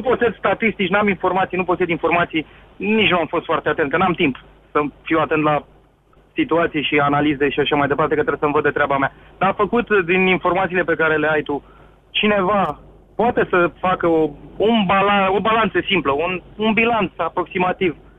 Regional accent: Romania; now in United Kingdom

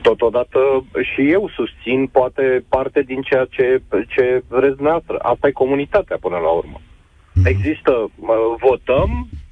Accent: Bucharest, Romania; ca bucureștean, eu sunt din București

